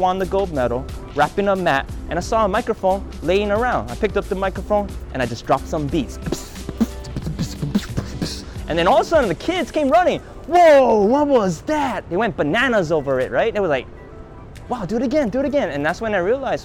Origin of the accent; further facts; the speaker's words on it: Honolulu, Hawaii, United States; I was born and raised on Oahu in Honolulu, here in Chinatown.